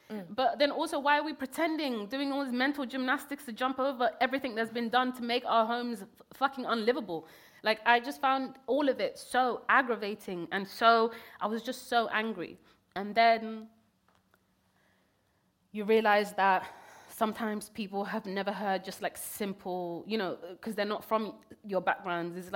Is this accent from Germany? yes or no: no; Kenya; born there; I was born in Kenya. I never even got to even stepped foot in Somalia at that point.